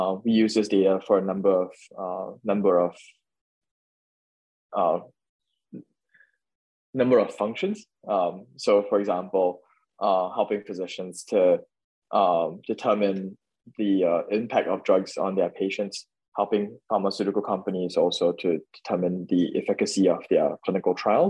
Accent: Singapore; born or raised there; moved away

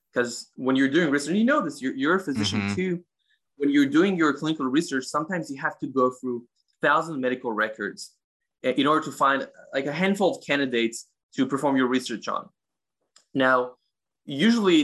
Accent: Israel; In Israel, I'm from Israel.

